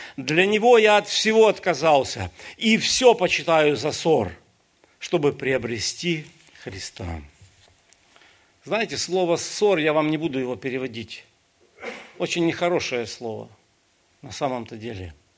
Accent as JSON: {"language": "Russian", "country": "Ukraine", "said": "Я сам украинец"}